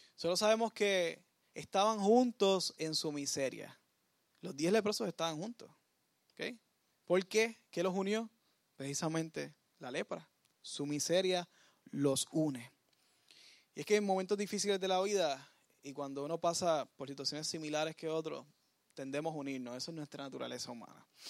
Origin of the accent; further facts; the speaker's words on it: Puerto Rico; nosotros como puertorriqueños